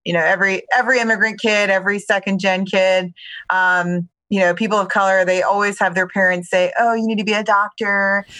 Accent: Baltimore, Maryland, United States; So I grew up in Baltimore, Maryland. Actually, you know, a child of immigrants.

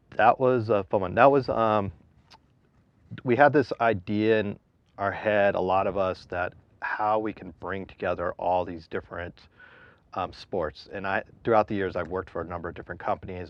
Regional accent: San Diego, California, United States; I grew up down in San Diego.

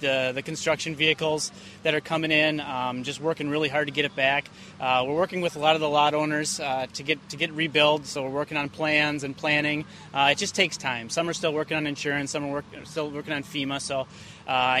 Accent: New Ulm, Minnesota, United States; moved away as an adult; also born or lived in Elk River, Minnesota / St. Cloud, Minnesota; now in Fort Myers Beach, United States; I grew up in New Ulm, Minnesota. So southern Minnesota boy.

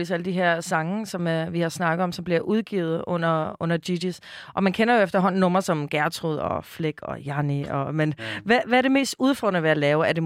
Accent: Copenhagen, Capital Region of Denmark, Denmark; Jeg er vokset ved Christus Møllers Plads

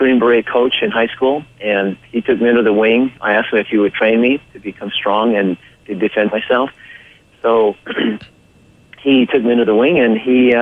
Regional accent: Orange County, California, United States; I was raised in Orange County, California

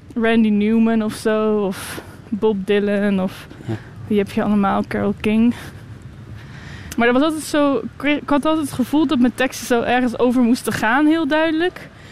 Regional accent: Moordrecht, South Holland, Netherlands; also born or lived in The Hague / Utrecht; now in Ghent, Belgium; Ik ben opgegroeid in een klein dorpje in Moordrecht

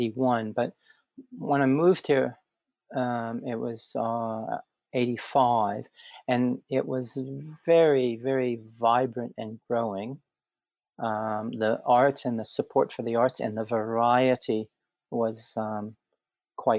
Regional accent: Pittsburgh, Pennsylvania, United States; moved away as an adult; now in Brisbane, Australia; I'm from Pittsburgh, Pennsylvania

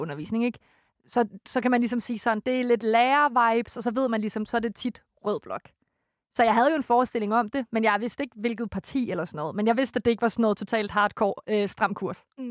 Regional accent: West Jutland, Central Denmark Region, Denmark; jeg er jo fra Vestjylland

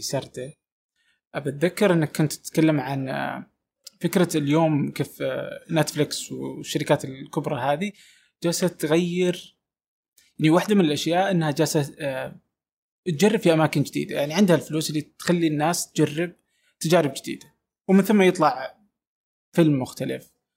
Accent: Saudi Arabia; انا من السعوديه

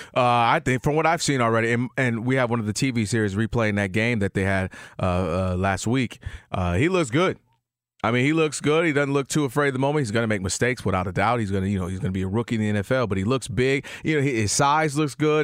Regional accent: Michigan, United States; I'm from the Midwest, Michigan

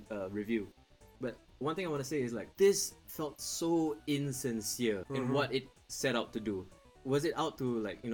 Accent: Singapore; I was born and raised here in Singapore

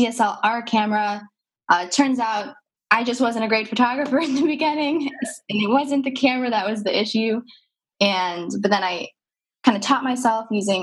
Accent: Wisconsin, United States; moved away; I'm a transplant. So I'm originally from Wisconsin, so we don't have many mountains there

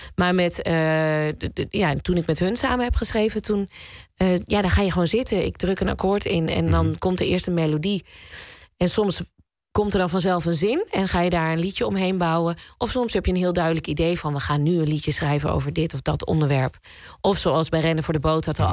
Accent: Zwolle, Overijssel, Netherlands; We komen ook allebei uit Zwolle

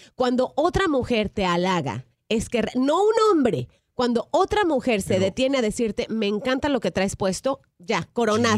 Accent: Mexico; yo soy mexicana

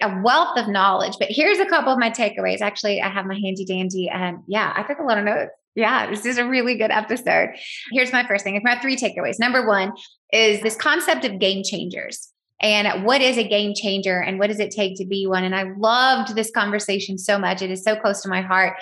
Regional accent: the South, United States; accent: very Southern; I use my very Southern accent

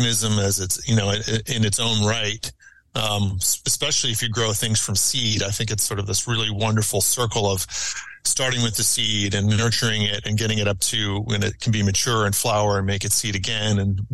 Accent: Wilmington, Delaware, United States; I grew up in Wilmington, Delaware

